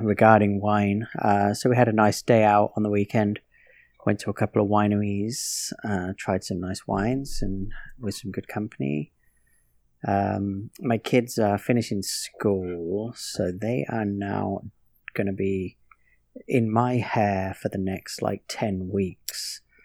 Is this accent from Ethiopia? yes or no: no; Northampton, East Midlands, United Kingdom; moved away; growing up in England